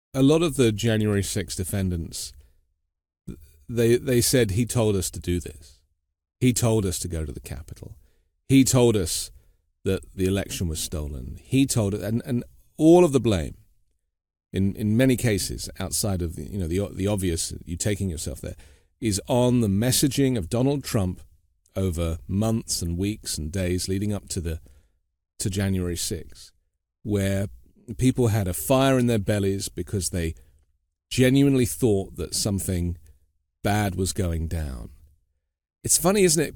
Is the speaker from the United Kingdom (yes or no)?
yes; United Kingdom; now in United States; a British guy living in the U.S.